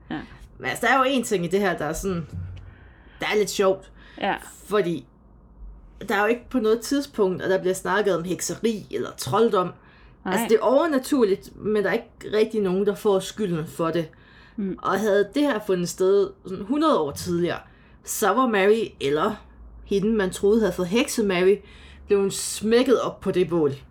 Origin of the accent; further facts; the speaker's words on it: Vestegnen, Capital Region of Denmark, Denmark; Øhm, jeg er vokset op i et meget kristent samfund, og jeg var nok blevet brændt på bålet, hvis jeg havde foreslået sådan noget. Ja, den slags brugte vi ikke på Vestegnen.